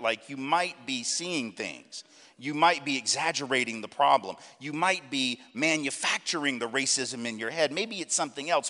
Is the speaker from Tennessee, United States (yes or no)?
yes; Nashville, Tennessee, United States; also born or lived in New Orleans; I grew up in Nashville